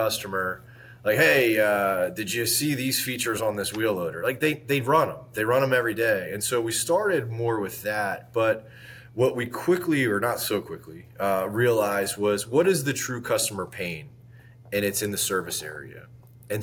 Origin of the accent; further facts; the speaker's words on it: Northeast, United States; moved away as an adult; also born or lived in South Beach, Miami, Florida; now in Tampa, United States; I was from the Northeast